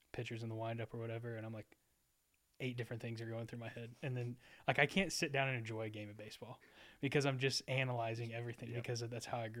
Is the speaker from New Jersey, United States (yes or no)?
no; Texas, United States; growing up in Texas in the South